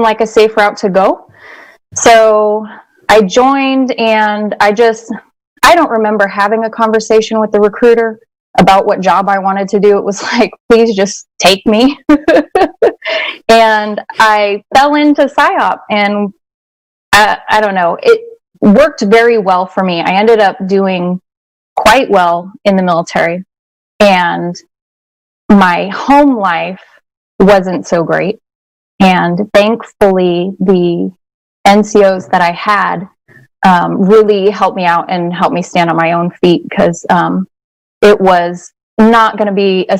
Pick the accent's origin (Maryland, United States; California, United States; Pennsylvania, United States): California, United States; San Diego; I grew up in San Diego